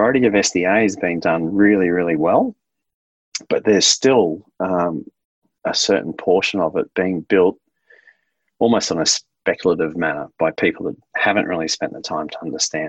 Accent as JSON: {"language": "English", "region": "Queensland", "country": "Australia", "said": "I'm from Queensland"}